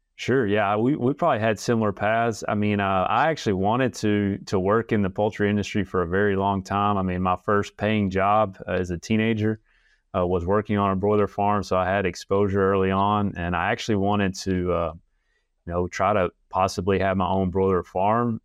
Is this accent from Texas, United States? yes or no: no; Alabama, United States; moved away as an adult; also born or lived in Illinois / Arkansas; I'm actually an Alabama native, uh, just moved back to Alabama after being gone about, uh, ten years.